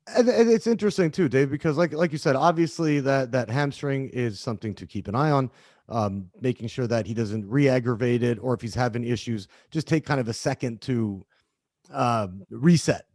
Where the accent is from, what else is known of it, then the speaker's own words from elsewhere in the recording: Canada; now in United States; I'm, I'm Canadian. I've, I've been living in the, in the country for, for quite a while now